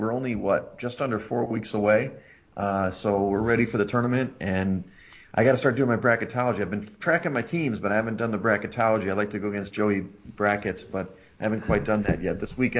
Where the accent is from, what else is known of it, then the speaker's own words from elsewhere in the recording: Chicago, Illinois, United States; I'm a Chicagoan.